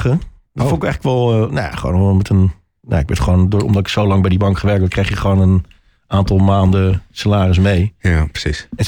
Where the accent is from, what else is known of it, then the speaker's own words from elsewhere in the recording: Huizen, North Holland, Netherlands; moved away as an adult; also born or lived in Amsterdam; now in Haarlem, Netherlands; ik ben echt import. Ik, eh, ik ben in het gooi opgegroeid. Ah. Mijn ouders wonen in Huizen.